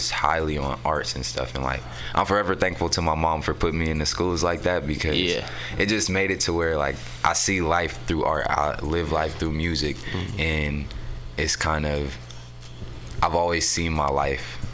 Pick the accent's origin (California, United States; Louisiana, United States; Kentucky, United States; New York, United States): California, United States; San Francisco; also born or lived in Oakland; I'm from San Francisco. I was technically born in Oakland, but I was raised out here in San Francisco. I grew up in the Mo